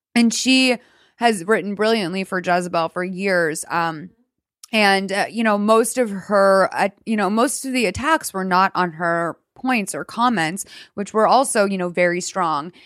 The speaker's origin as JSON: {"language": "English", "town": "Boston", "region": "Massachusetts", "country": "United States", "said": "I'm from Boston"}